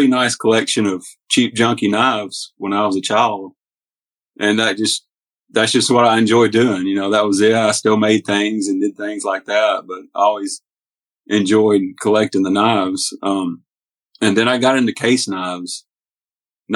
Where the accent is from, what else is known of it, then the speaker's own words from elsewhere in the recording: Hornbeak, Tennessee, United States; also born or lived in Mississippi; we moved from Mississippi up to Hornbeak, Tennessee, which was my mom's old home place